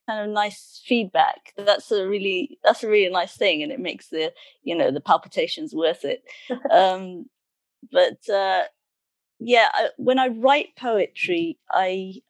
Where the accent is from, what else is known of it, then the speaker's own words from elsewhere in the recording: Cardiff, Wales, United Kingdom; also born or lived in Sunderland / Middlesbrough; although I was born in Sunderland, I actually grew up in Middlesbrough for the first 8 years before we came to Cardiff.